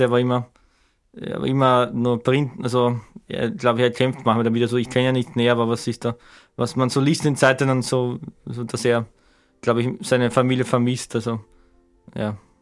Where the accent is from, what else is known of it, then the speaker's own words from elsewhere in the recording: Bruck an der Leitha, Lower Austria, Austria; in Bruck, meine Heimatstadt, meine Kleinstadt in der Nähe von Schwächert